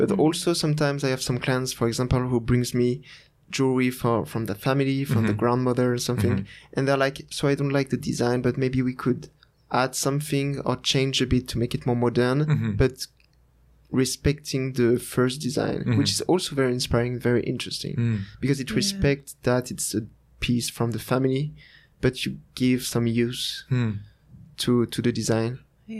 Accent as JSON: {"language": "English", "town": "Annecy", "region": "Auvergne-Rhône-Alpes", "country": "France", "said": "the name of the place is Annecy. It's nearby Geneva. Uh-huh. But in France."}